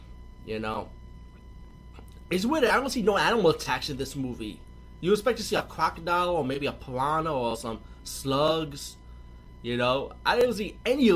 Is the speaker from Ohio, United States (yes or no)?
no; New York, United States; I'm from New York too